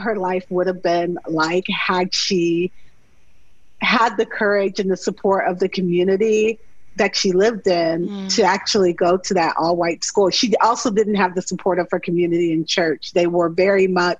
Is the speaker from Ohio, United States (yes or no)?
yes; Cleveland, Ohio, United States; I'm originally from Ohio and was born in Cleveland, Ohio